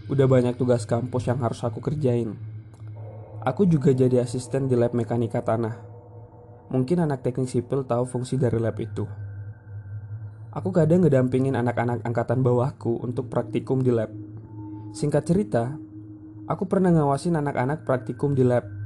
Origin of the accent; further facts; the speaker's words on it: West Nusa Tenggara, Indonesia; now in Surabaya, Indonesia; Aku sendiri berasal dari Lombok, Nusa Tenggara Barat. Di Surabaya, aku ngekos bareng temenku.